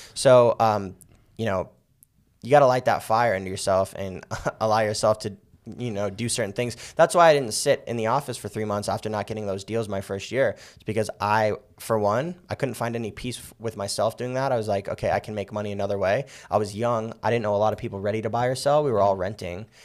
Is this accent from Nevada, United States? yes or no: yes; Las Vegas, Nevada, United States; I'm born and raised in Vegas. Uh, I've been here my whole life.